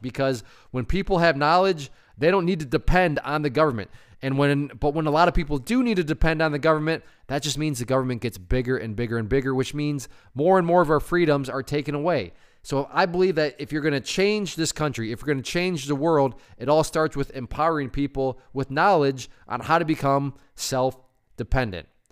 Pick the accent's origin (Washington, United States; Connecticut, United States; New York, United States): Connecticut, United States; my home state of Connecticut